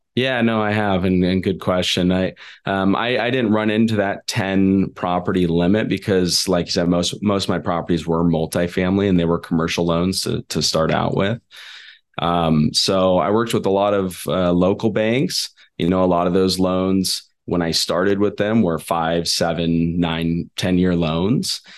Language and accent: English; Sacramento, California, United States; I'm from, uh, California originally. That's where I grew up in Sacramento.